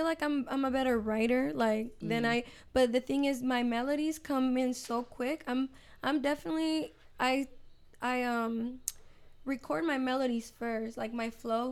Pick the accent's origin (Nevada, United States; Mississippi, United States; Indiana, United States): Nevada, United States; Las Vegas; English is a second language; also born or lived in Fortuna, California / Mexico; I've been living here in Vegas, so I feel like Vegas is my hometown for sure.